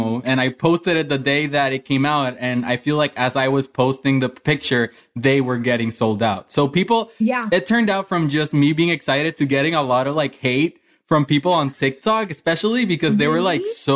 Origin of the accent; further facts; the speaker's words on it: Puerto Rico; moved away as an adult; also born or lived in Orlando, Florida; growing up in Puerto Rico